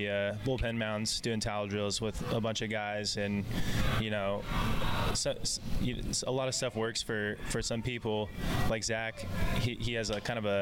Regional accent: Fresno, California, United States; he actually played in my hometown and for the Fresno Grizzlies

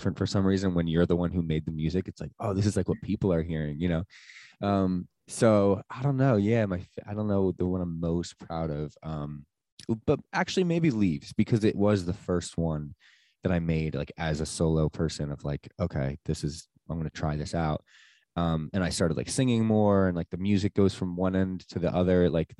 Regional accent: Sparta, New Jersey, United States; also born or lived in Asbury Park, New Jersey; I grew up technically in Sparta, which is like North Jersey

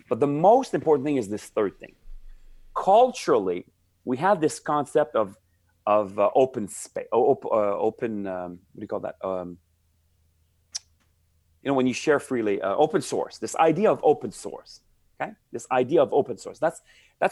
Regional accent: Montreal, Quebec, Canada; moved away as an adult; also born or lived in Silicon Valley; I'm from Montreal, Canada.

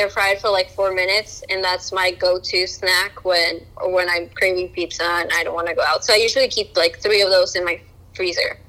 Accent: Colombia; moved away; when I was growing up in Colombia

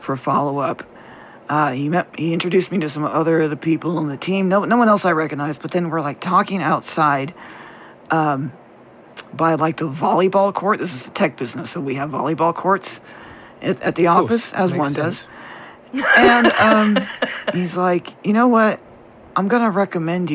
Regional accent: the South, United States; we were raised in the South

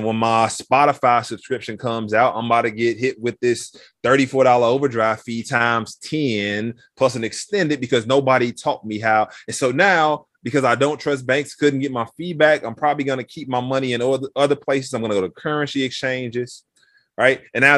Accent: Chicago, Illinois, United States; So mentioned I grew up 103rd in Michigan, the Roseland neighborhood, right?

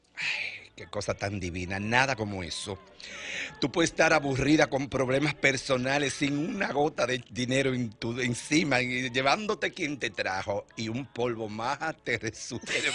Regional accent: Santiago de los Caballeros, Santiago, Dominican Republic; moved away; Yo extraño en mi pueblo Santiago

